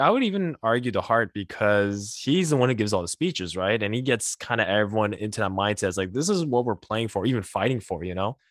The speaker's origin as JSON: {"language": "English", "town": "Montreal", "region": "Quebec", "country": "Canada", "tie": "born or raised there", "said": "being born and raised in Montreal"}